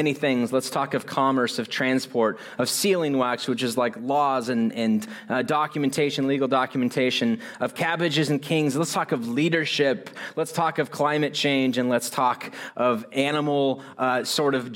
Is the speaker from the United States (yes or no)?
yes; United States; I'm so American